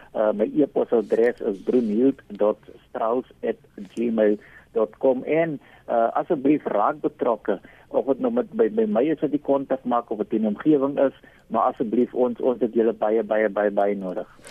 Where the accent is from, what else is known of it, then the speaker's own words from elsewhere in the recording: South Africa; ons as Suid-Afrikaners